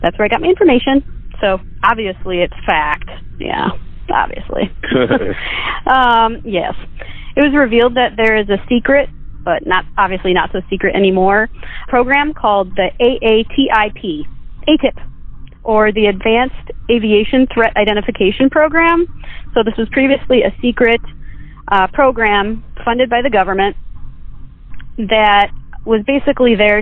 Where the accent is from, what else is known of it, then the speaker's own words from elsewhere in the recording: Chicago, Illinois, United States; I am from Chicago.